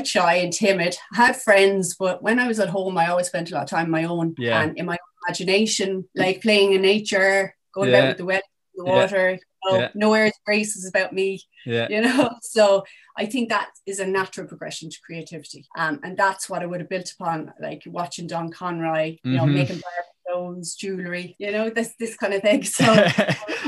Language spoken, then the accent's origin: English; South Kilkenny, Leinster, Ireland; I'm originally from South Kilkenny, so now back living in Kilkenny town.